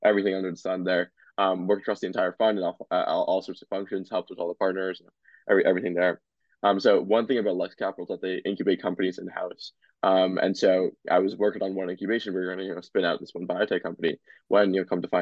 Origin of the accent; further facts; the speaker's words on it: New Jersey, United States; I grew up in New Jersey my entire life and go to school and everything in Jersey